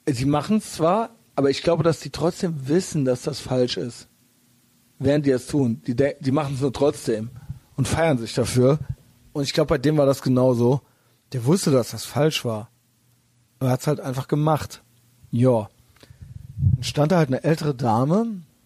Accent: Germany; aus Deutschland

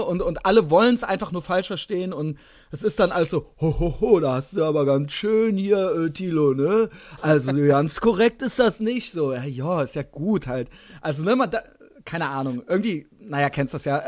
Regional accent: Koblenz, Rhineland-Palatinate, Germany; also born or lived in Cologne; Ich komme aus der Großstadt. Ich komme aus 120.000 Einwohner Koblenz

